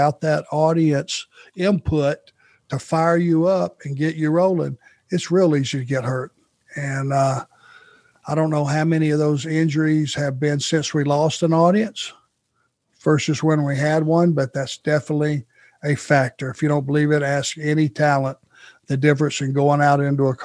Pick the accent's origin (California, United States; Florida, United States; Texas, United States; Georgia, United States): Georgia, United States; Rome; growing up in Rome